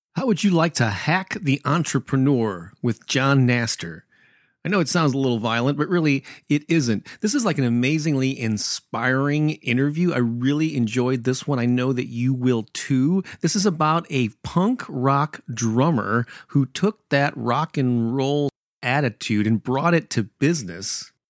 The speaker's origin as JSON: {"language": "English", "town": "St. Louis", "region": "Missouri", "country": "United States", "tie": "born or raised there", "said": "local bands got in my hometown of Saint Louis, Missouri."}